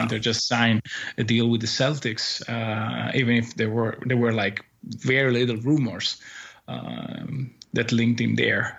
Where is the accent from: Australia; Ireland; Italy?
Italy; in the second Italian league here, uh, in my hometown